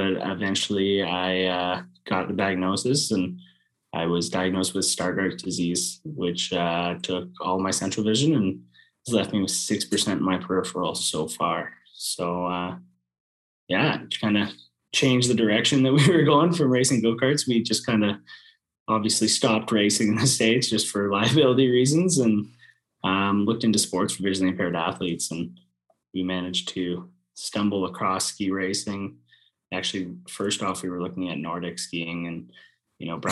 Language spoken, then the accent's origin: English; Sault Ste. Marie, Ontario, Canada; I grew up in Sault Ste. Marie, Ontario, or just north of Sault Ste. Marie, Ontario, and Goulee River.